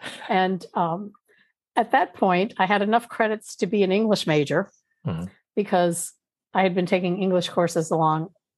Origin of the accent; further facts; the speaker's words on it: Louisiana, United States; also born or lived in Washington, D.C. area; And I actually had met her because we're from Louisiana, and then we moved up to outside DC area.